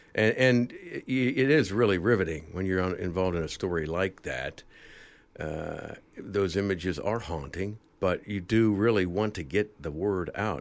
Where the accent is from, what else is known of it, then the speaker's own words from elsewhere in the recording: Dayton, Ohio, United States; moved away as an adult; also born or lived in Chicago; a news cameraman for a small station in my hometown of Dayton, Ohio